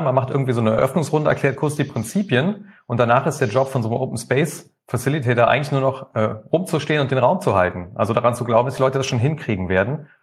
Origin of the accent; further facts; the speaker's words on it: Rhineland, Germany; now in Mannheim, Germany; Ich bin eigentlich gebürtiger Rheinländer